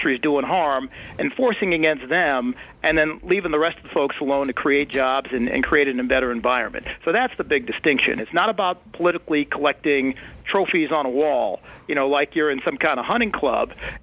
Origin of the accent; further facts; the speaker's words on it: Buffalo, New York, United States; I grew up in Buffalo, New York, in a working-class neighborhood called the East Side of Buffalo.